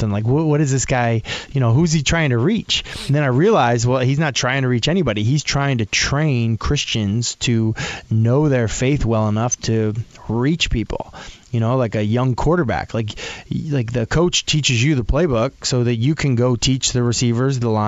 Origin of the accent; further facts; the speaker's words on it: Northeast, United States; I guess I, you know, growing up in the Northeast, mostly I was just, I was kind of involved in chapel programs